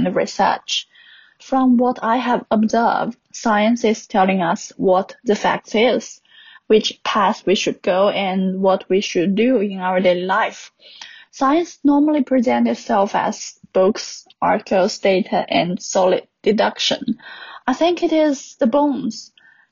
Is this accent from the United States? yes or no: no; China; I'm 27 years old and I come from China.